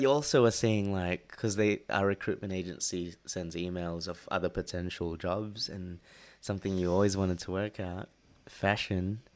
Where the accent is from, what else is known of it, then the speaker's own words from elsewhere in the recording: Sydney, New South Wales, Australia; moved away as an adult; also born or lived in Philippines (ancestry); now in London, United Kingdom; me being from Sydney